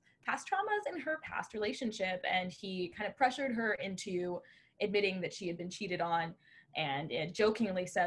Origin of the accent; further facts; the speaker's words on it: Orlando, Florida, United States; now in Fort Lauderdale, United States; I was born in Orlando, Florida